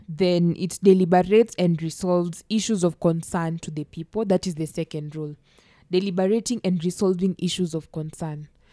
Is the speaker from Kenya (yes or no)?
yes; Kenya; I'm from Masembo, Nyasembo project